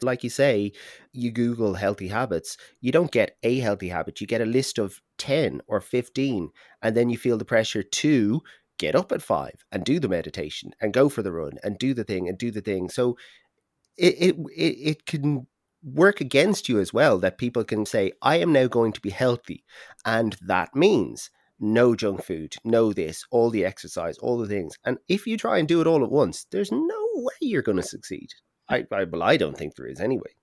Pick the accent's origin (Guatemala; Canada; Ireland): Ireland; as an Irish person